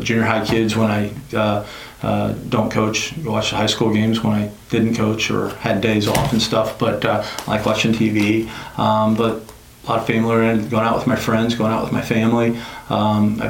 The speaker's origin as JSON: {"language": "English", "town": "Decatur", "region": "Illinois", "country": "United States", "tie": "born or raised there", "said": "I was born in Decatur, Illinois. I am a small town kid. I graduated from Argenta Oriana High School, which is northwest in between Decatur and Monticello"}